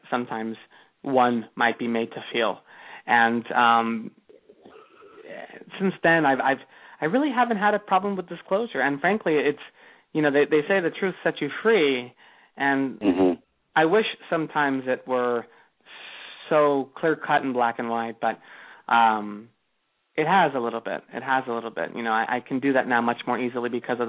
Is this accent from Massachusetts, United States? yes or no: no; Los Angeles, California, United States; moved away as an adult; also born or lived in Pasadena, California; now in Fort Lauderdale, United States; I'm originally from Los Angeles.